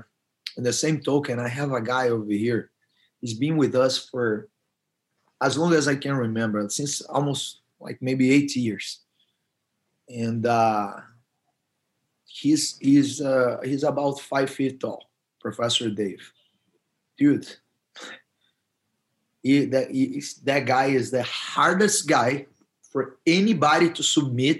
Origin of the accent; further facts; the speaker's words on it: Brazil; moved away as an adult; also born or lived in Korea; growing up in Brazil